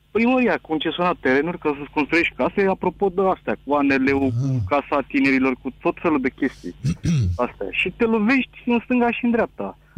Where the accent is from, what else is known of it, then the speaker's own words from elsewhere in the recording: Bucharest, Romania; eu sunt din București.